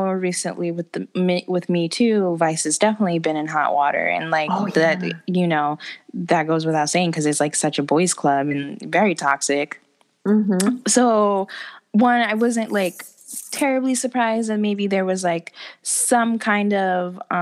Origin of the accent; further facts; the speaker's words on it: Bergen County, New Jersey, United States; I'm also from Bergen County area